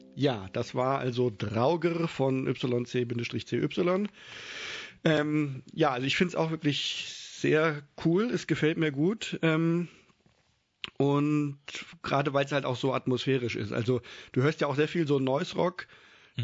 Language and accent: German; Kassel, Hesse, Germany; moved away as an adult; now in Mainz, Germany; Ich bin in Kassel aufgewachsen